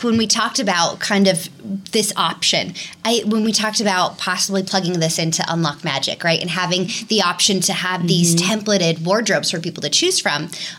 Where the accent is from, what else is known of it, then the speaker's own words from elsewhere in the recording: California, United States; because we're from California, so we do Disneyland every 5 years.